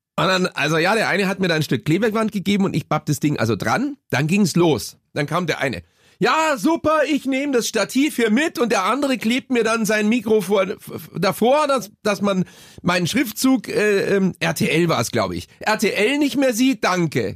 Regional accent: Munich, Bavaria, Germany; Bei uns in Bogenhausen

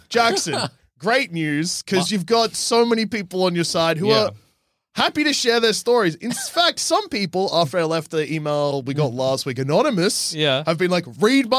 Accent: Japan; I grew up in Japan where I was a horny teen.

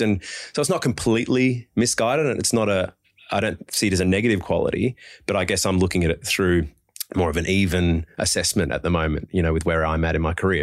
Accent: Adelaide, South Australia, Australia; also born or lived in Perth; now in Sydney, Australia; I'm born and bred in Adelaide

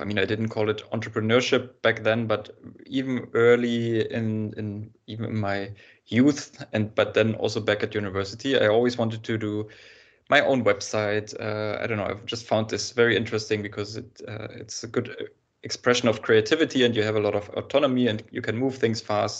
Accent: Germany; I was born in Germany

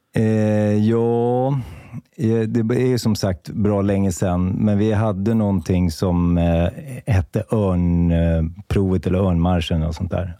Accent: Märsta, Stockholm County, Sweden; jag är uppvuxen i Märsta

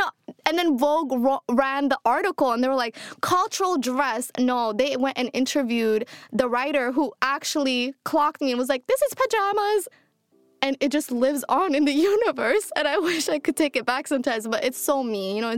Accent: Kakuma, Turkana County, Kenya; now in Minnesota, United States; What are the chances that the cover girl I'm sitting next to shooting is from the same refugee camp, you know?

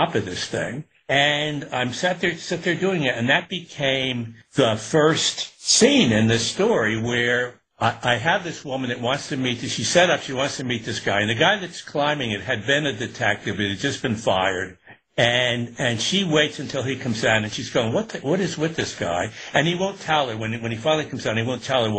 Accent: Newburgh, New York, United States; growing up in Newburgh and upstate

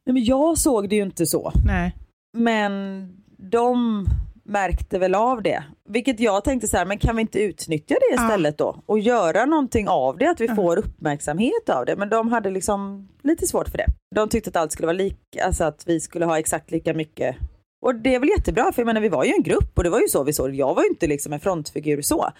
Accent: Gothenburg, Västra Götaland, Sweden; accent: Gothenburg dialect (göteborgska); jag pratar göteborgska

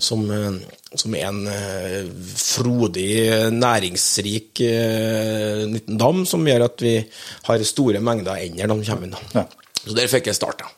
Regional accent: Norway; also born or lived in near Oslo; kunne faktisk etablert meg på heimgården min, da, der jeg vokste opp

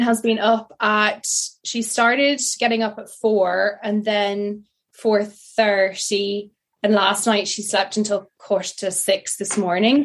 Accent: France; moved away; also born or lived in United Kingdom; I grew up in France

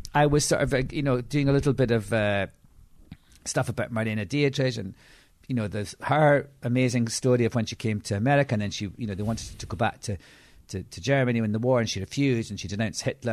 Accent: Edinburgh, Scotland, United Kingdom; I'm from Edinburgh.

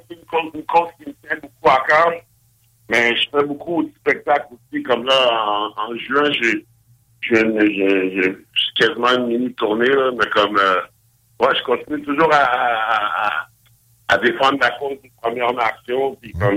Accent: Montreal, Quebec, Canada; je me rappelle quand j'étais jeune à Montréal

